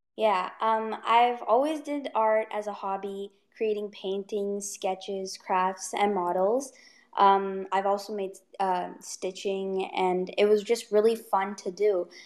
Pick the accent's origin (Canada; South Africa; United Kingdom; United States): Canada; Ottawa, Ontario; I am 14 years old and I am from Ottawa